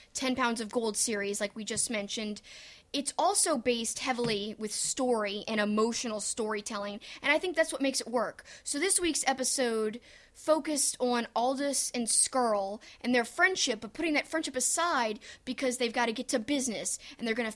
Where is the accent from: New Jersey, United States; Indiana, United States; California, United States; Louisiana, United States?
Louisiana, United States; Cajun; I'm Cajun.